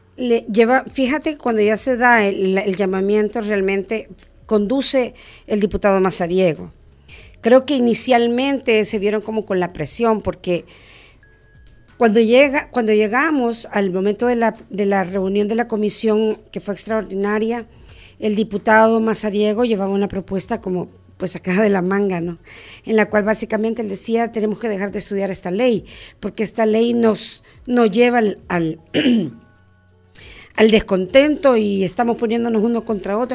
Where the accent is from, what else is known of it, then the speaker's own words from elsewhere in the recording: El Salvador; como salvadoreños